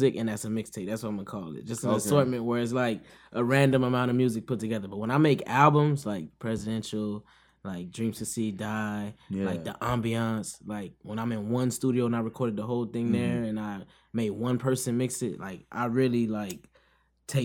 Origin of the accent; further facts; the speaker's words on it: Miami, Florida, United States; growing up in Miami